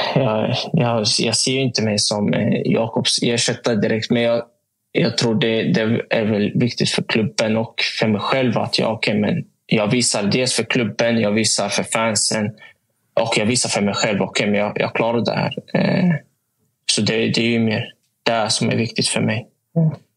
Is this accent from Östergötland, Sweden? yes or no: yes; Motala, Östergötland, Sweden; moved away; hemma i Motala